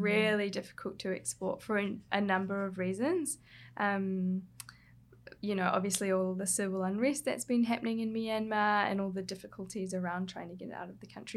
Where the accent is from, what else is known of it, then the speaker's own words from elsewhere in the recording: Hawke's Bay, New Zealand; moved away; I grew up in Hawke's Bay in New Zealand, so that's on the coast, east coast, of the North Island